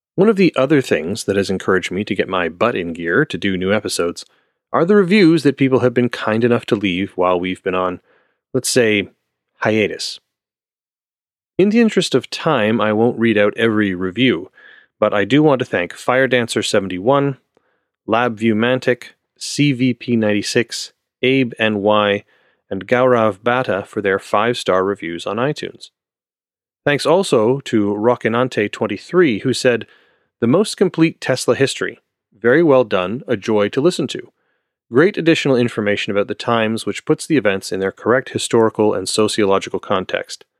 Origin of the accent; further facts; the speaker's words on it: Canada; I am Canadian, so apologizing is kind of my cultural heritage.